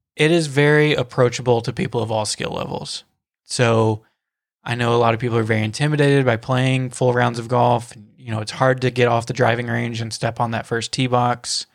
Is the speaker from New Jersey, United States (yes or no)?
no; Tennessee, United States; moved away as an adult; now in Florida, United States; me being from Tennessee, like born and raised in Tennessee